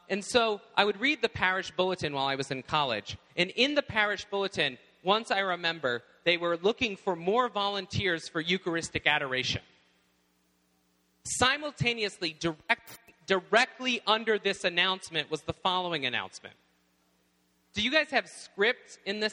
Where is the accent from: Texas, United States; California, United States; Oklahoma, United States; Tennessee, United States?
Tennessee, United States; now in Indiana, United States; when we first moved to my home in Tennessee in the South, I arrived at my home, and we moved in. I was 9 years old